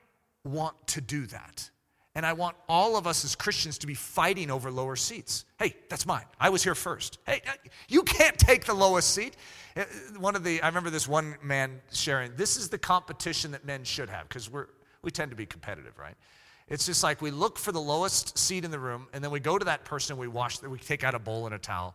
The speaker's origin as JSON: {"language": "English", "country": "United States", "said": "I'm an American pastor"}